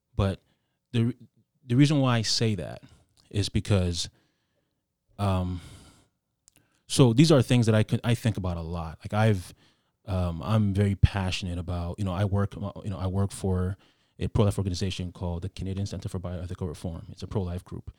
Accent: Ghana; I grew up in Ghana

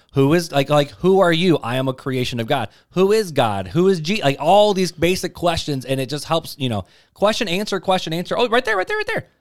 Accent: right outside of Chicago, Illinois, United States; I grew up right outside of Chicago

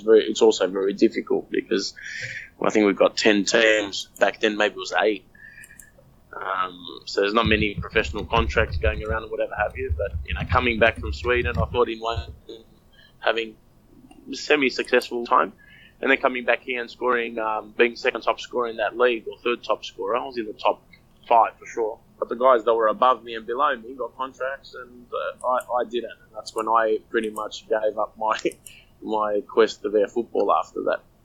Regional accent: Australia; I'm just Australian.

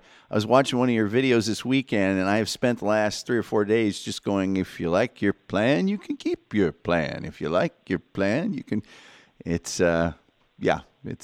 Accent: Indiana, United States; moved away; also born or lived in Missouri; I'm originally from Indiana

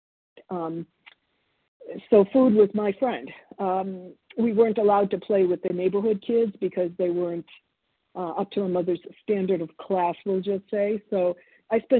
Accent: Boston, Massachusetts, United States; born or raised there; English is a second language; also born or lived in Argentina / New Jersey

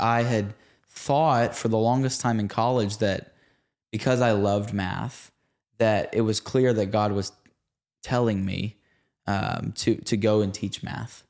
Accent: Red Oak, Texas, United States; also born or lived in Sachse / Rockwall area, Texas; at the age of like six or seven, We moved from Saxony to Red Oak, Texas, or really Rocket, Texas, which again is like forty-five minutes southeast of Dallas.

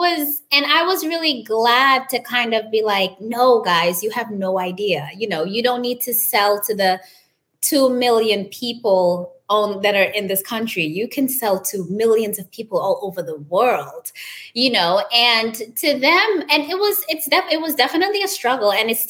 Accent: New York, United States; I was born in New York, but I left when I was 4, and I came back there as a teenager when I was, I think, 18.

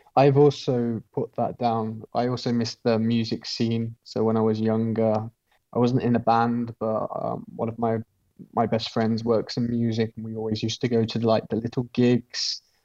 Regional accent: Midlands, United Kingdom; moved away as an adult; I'm from the Midlands

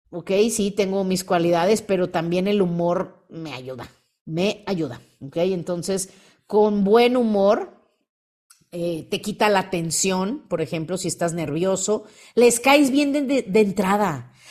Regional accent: Mérida, Yucatán, Mexico; soy de Mérida, y les cuento, yo antes de, estar aquí me dedicaba a los muebles, mi papá tiene una fábrica de muebles.

